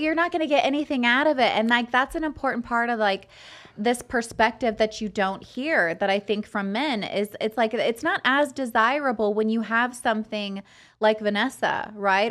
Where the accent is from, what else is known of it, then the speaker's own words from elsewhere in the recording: Fresno, California, United States; grew up in Fresno